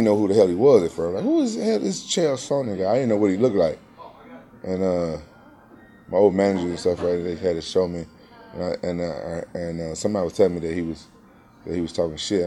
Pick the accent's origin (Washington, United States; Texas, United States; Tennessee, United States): Tennessee, United States; Memphis; now in Orange County, United States; Memphis, my hometown